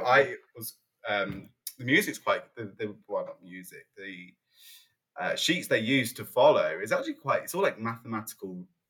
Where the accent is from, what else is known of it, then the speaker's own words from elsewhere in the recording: East Midlands, United Kingdom; It was in Lincolnshire. Yeah.